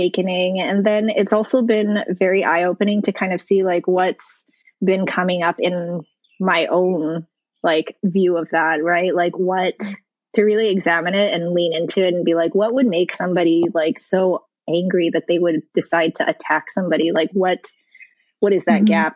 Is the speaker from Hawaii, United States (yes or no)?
yes; Hawaii, United States; moved away; also born or lived in New York / Colorado; I grew up in Hawaii where, you know, basically as an Asian person, I am part of the majority